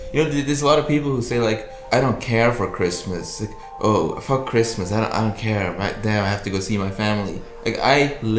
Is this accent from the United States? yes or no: no; Switzerland; moved away; I'm from Switzerland